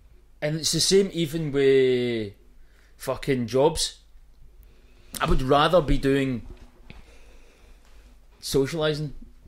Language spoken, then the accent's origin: English; East Kilbride, Scotland, United Kingdom